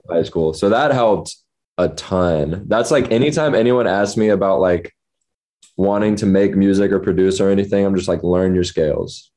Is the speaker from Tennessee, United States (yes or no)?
yes; Memphis, Tennessee, United States; moved away as an adult; also born or lived in New Orleans, Louisiana; now in Los Angeles, United States; lived in Memphis, like born and raised, graduated high school